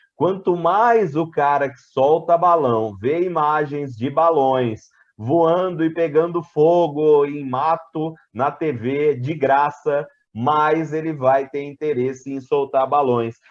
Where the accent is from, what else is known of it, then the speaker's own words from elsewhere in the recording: interior of São Paulo, Brazil; accent: Brazilian; Eu estava na minha cidade natal, que é no interior de São Paulo